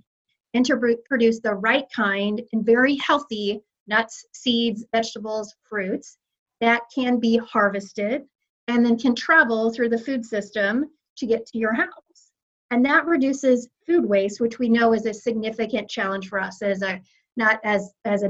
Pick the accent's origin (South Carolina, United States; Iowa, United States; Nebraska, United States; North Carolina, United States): Iowa, United States; now in Kansas City, United States; my home state of Iowa